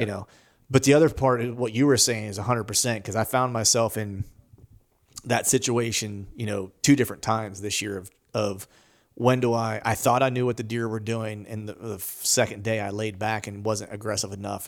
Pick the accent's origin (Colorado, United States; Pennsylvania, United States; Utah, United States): Pennsylvania, United States; grinding it out here in, in, in P